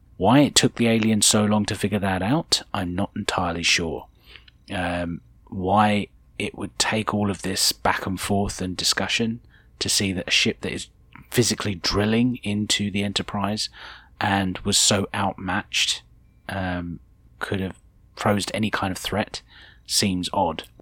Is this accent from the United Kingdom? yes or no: yes; United Kingdom; speaking as a Brit